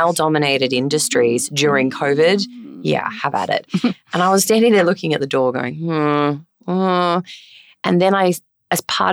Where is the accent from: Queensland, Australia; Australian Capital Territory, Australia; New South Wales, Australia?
Queensland, Australia; Yeppoon; moved away as an adult; I'm a Queenslander. I grew up in Yeppoon. Up in central Queensland.